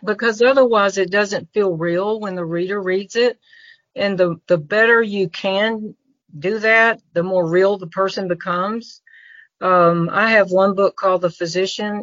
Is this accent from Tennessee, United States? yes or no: yes; Memphis, Tennessee, United States; also born or lived in Florida; now in Mississippi, United States; was raised in Memphis and actually got the key to the city of Memphis